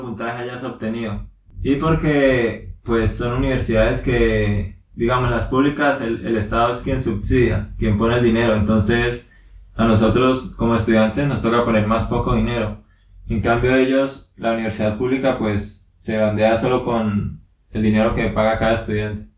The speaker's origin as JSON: {"language": "Spanish", "town": "Suaita", "region": "Santander", "country": "Colombia", "tie": "born or raised there", "said": "soy de aquí de Colombia, nací en un pueblo que se llama Suaita y es de Santander también"}